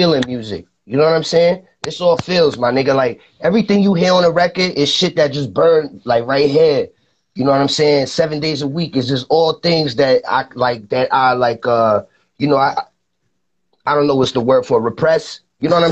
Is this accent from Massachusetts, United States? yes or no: no; New York City, New York, United States; also born or lived in Rockland County, New York; I was born in the Bronx